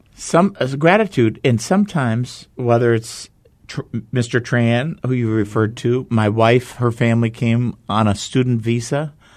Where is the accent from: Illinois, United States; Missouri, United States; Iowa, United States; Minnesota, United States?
Minnesota, United States; Minneapolis; moved away as an adult; also born or lived in Arizona; Growing up in Minneapolis